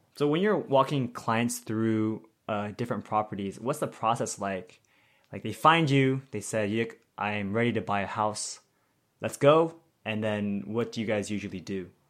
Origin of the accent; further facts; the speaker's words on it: Bay Area, California, United States; I'm from the Bay Area